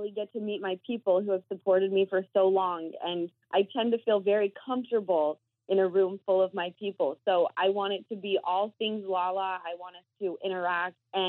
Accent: Utah, United States; moved away; I had 2 friends that were working at Sir who I grew up with in Utah

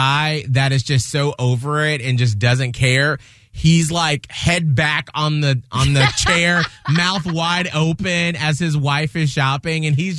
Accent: Atlanta, Georgia, United States; now in Tampa Bay, United States; From my hometown of Atlanta, Georgia.

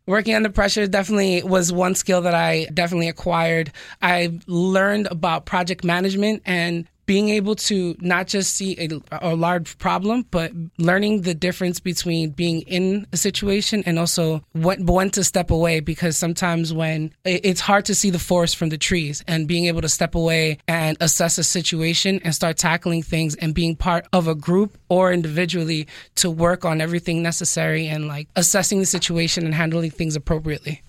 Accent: New York City, New York, United States; moved away as an adult; also born or lived in Dominican Republic (ancestry); now in South Florida, United States; I was born and raised in New York City. I'm originally from the Bronx

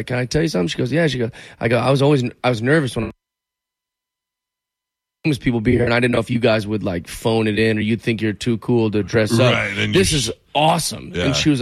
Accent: Seattle, Washington, United States; I was born and raised in Seattle, big Seahawks fan

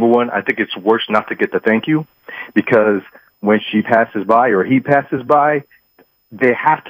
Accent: New York, United States; moved away as an adult; I'm from New York. I moved down here in 93.

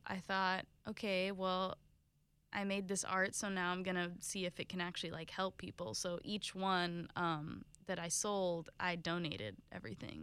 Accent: Jacksonville, Florida, United States; also born or lived in Italy / St. Augustine; most of my life, um, has been Jacksonville

